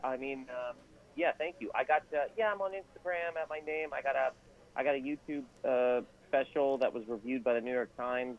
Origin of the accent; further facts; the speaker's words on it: Nova Scotia, Canada; moved away; also born or lived in Toronto; I'm originally from Nova Scotia, yeah. But I spent a lot of time in Toronto.